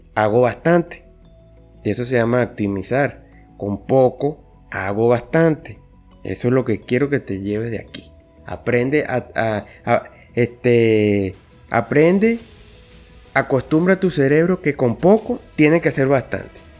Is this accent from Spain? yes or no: no; Venezuela; yo nací en Venezuela, yo, yo soy aquí de Venezuela